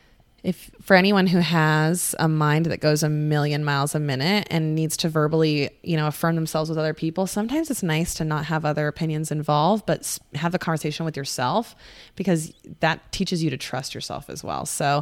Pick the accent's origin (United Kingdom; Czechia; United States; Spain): United States; Oregon; now in Scottsdale, United States; in Scottsdale. I'm from Oregon, for goodness sakes.